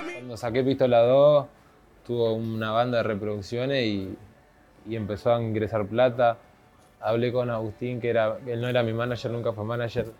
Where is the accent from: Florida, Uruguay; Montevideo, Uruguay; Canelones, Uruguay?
Canelones, Uruguay; Ciudad de la Costa; Yo crecí en Monte de Solimar, en la casa de mi padre y mi madre.